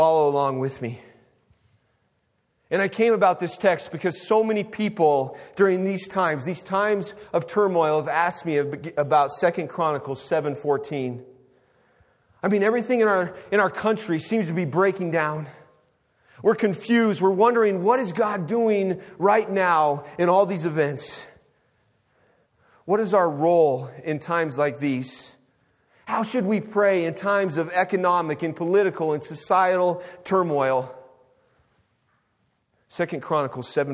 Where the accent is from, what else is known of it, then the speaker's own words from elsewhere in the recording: United States; As an American